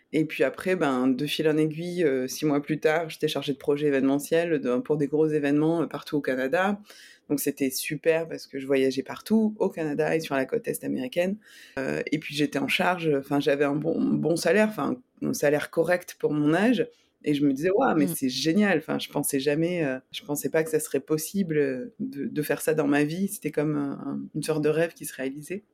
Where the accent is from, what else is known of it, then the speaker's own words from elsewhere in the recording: Nîmes, Occitania, France; moved away as an adult; also born or lived in Montpellier / Toulouse / Montreal / Germany; now in San Diego, United States; Alors, j'ai grandi à Nîmes avec ma maman